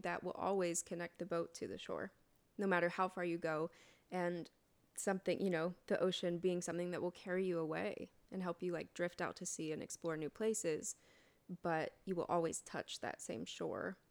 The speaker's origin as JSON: {"language": "English", "town": "Colorado Springs", "region": "Colorado", "country": "United States", "tie": "born or raised there", "said": "I grew up in Colorado Springs, Colorado, which is called the evangelical capital of the United States, actually"}